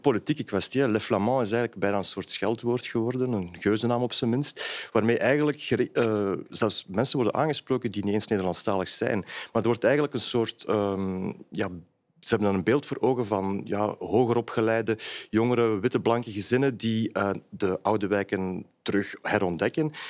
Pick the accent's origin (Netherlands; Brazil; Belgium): Belgium; Brussels, Brussels-Capital Region; als Brusselaar